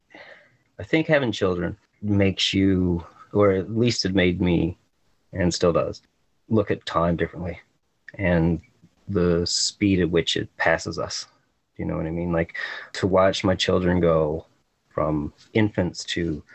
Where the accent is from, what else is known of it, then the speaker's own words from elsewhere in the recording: Gros Morne National Park, Newfoundland and Labrador, Canada; moved away; I grew up in Grossmoor National Park. So I grew up in like a really picturesque area